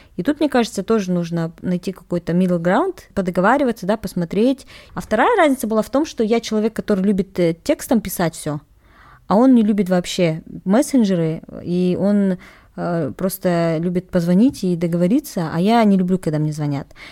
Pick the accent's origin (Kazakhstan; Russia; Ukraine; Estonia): Kazakhstan; Я казашка